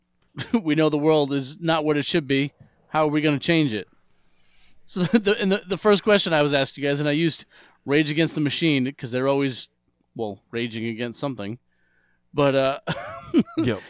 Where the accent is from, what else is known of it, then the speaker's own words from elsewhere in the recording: Massachusetts, United States; moved away as an adult; also born or lived in South Carolina; I was from Massachusetts